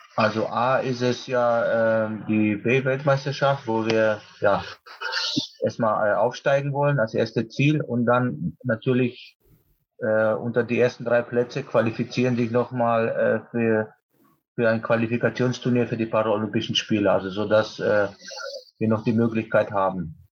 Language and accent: German; Poland; moved away; Mein Heimatland Polen